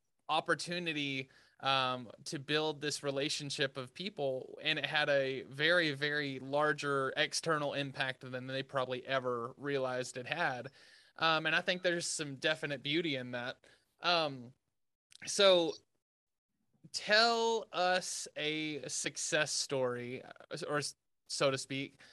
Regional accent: Sweetwater, Texas, United States; One of the places that ours was growing up in Sweetwater for sure was our Whataburger

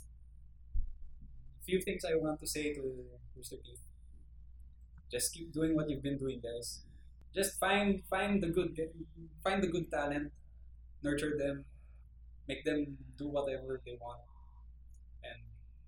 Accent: Philippines; I'm from the Philippines

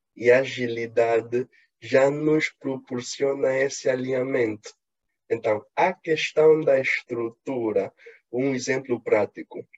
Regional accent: Angola; eu, como sou angolano

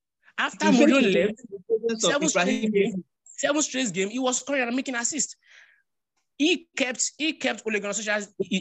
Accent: Nigeria; first language Yoruba; English is a second language; My mother tongue used to say, Olori Kola and Otoshi Mefa is Otoshi.

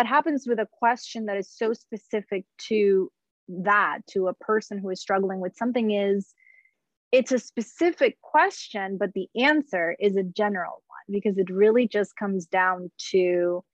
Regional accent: Puerto Rico; moved away as an adult; now in United States; I grew up in Puerto Rico, didn't move to the States until I was 27

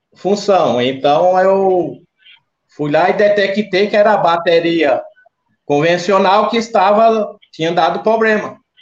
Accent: Garanhuns, Pernambuco, Brazil; also born or lived in Bezerros, Pernambuco; now in Itatiba, Brazil; eu sou pernambucano, natural de Bezerros. Me criei em Garanhuns.

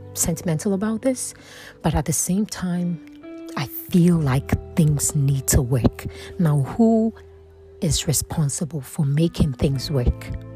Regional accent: Ghana; I am from Ghana.

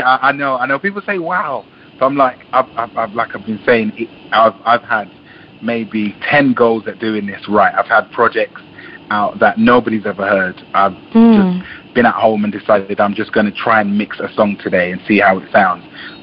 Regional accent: London, United Kingdom; also born or lived in Jamaica; I was born in Jamaica. I grew up in a part of London which not many good things come out of.

